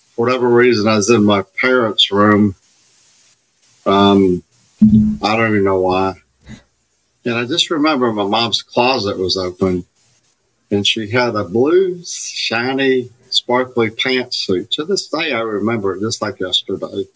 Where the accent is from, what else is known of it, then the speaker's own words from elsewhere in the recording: Alabama, United States; I grew up in Alabama